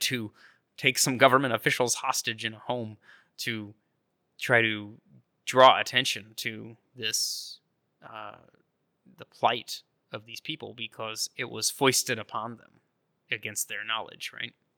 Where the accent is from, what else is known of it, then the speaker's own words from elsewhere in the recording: North Idaho, United States; near where I grew up in North Idaho, the Silver Valley